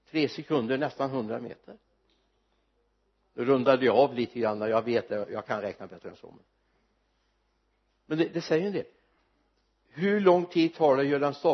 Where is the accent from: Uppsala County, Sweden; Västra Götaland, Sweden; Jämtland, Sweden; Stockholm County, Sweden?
Västra Götaland, Sweden; Mariestad; på ett café hemma, Olssons café hemma i Mariestad